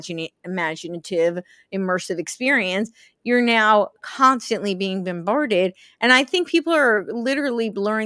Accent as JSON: {"language": "English", "country": "United States", "tie": "born or raised there", "also_born_or_lived": "Los Angeles, California", "moved": "yes", "said": "I grew up right outside New York City. I lived"}